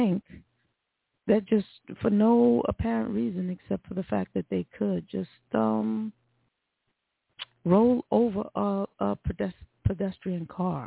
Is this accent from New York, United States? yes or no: yes; New York, United States; moved away; as a New Yorker, someone who was in New York on 9/11, who lived there, that's my hometown